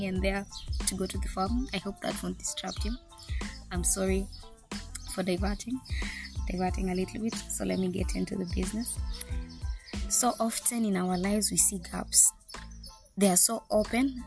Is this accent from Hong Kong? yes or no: no; Kenya; moved away as an adult; also born or lived in Negev Desert, Israel; now in Israel; I'm currently living in Israel, in the Negev Desert. I'm here for internship, but I am a Kenyan.